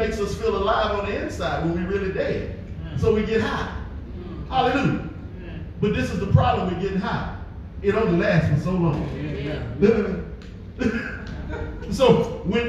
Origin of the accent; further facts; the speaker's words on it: United States; as black folk growing up in America